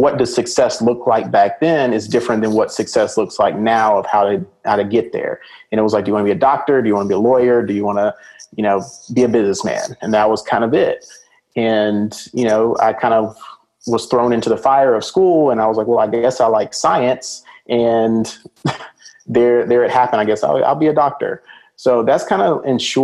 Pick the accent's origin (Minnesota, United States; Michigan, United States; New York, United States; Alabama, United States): Alabama, United States; Birmingham; also born or lived in Atlanta, Georgia; now in Dallas, United States; Growing up in Alabama